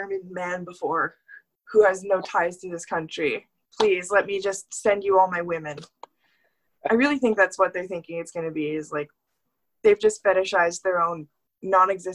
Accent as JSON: {"language": "English", "town": "Winnipeg", "region": "Manitoba", "country": "Canada", "said": "you're from Canada? I was like, yeah. He's like, where are you from? I was like, Manitoba. He's like, Manitoba? Where in Manitoba? I was like, Winnipeg."}